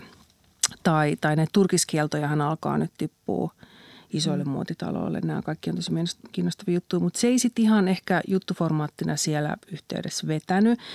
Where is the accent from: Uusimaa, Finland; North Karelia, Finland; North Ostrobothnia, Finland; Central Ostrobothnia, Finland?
Central Ostrobothnia, Finland; Kannus; olen syntynyt kannuksessa 1971